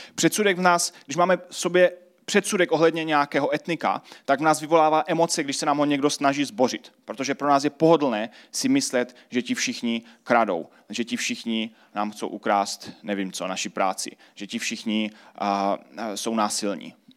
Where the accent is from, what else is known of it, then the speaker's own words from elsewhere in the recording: Czechia; tady pro nás v Česku